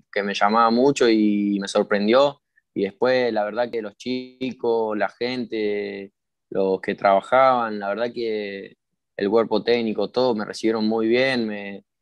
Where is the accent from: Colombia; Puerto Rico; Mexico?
Mexico; now in Argentina; yo, eh, ya me conocen como el mexicano, ya, me tienen así